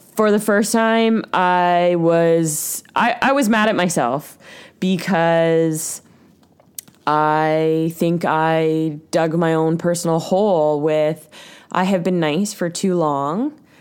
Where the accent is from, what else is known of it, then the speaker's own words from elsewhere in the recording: Ontario, Canada; now in Vancouver Island, Canada; we're from Ontario